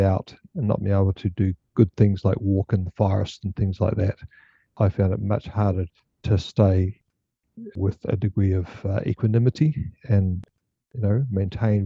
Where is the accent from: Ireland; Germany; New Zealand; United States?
New Zealand; now in Melbourne, Australia; Born and raised in Aotearoa, New Zealand.